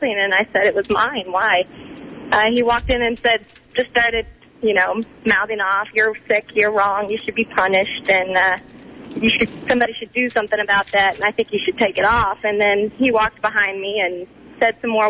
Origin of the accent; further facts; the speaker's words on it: Texas, United States; now in Colorado, United States; I was born and raised in Texas